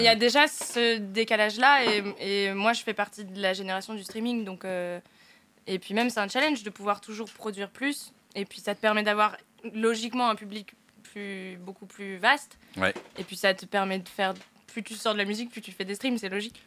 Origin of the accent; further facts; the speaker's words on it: Picardy, Hauts-de-France, France; je viens de Picardie